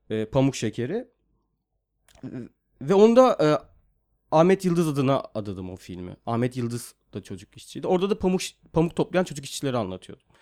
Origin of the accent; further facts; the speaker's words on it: Mersin, Turkey; moved away as an adult; also born or lived in Yeşilhisar, Kayseri / İzmir; now in Istanbul, Turkey; Bir dönem işte 4 yaşına kadar Kayseri'nin Yeşilsay ilçesinde kaldıktan sonra sonra İzmir'e taşındık. İzmir'e taşındıktan sonra da e, orada ilkokulu okudum karşıya kadar. Ondan sonra Mersin'e taşındık. 94'te olması gerekiyor yanlış hatırlamıyorsam. Ee, tüm hayatım Mersin'de sahil kenarında geçti aslında.